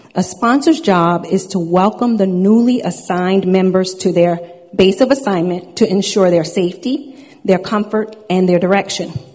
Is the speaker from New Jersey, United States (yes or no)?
no; Long Island, New York, United States; I was born and raised on Long Island, New York